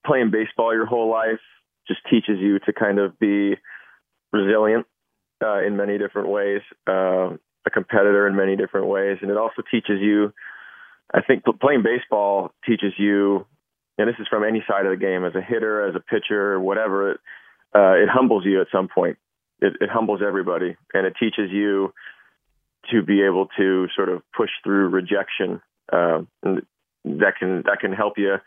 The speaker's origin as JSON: {"language": "English", "town": "San Francisco", "region": "California", "country": "United States", "tie": "born or raised there", "said": "I grew up in the Bay Area in the late 80s, early 90s."}